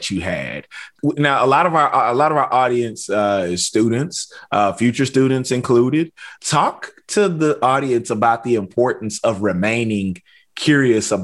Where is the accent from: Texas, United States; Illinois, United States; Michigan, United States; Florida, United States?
Texas, United States; East; I grew up in East Texas, and so we got pine trees everywhere